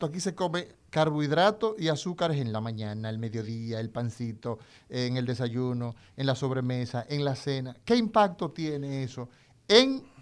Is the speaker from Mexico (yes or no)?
no; Cibao, Dominican Republic; yo soy cibaeño.